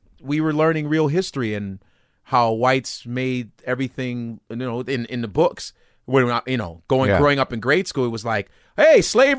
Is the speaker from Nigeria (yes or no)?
yes; Nigeria; now in United States; and me being Nigerian, even though I'm an African, still, I'm still an American.